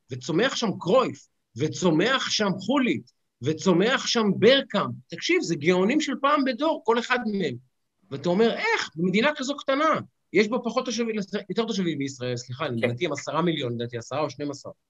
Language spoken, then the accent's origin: Hebrew; Israel; אין לנו אה, כישראלים את המסורת